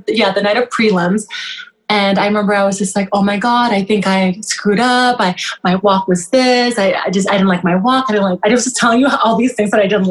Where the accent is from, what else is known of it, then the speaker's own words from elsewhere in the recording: Canada; also born or lived in Kenya / Newfoundland; I am Canadian, but I'm Sudanese descent, so I'm Sudanese Canadian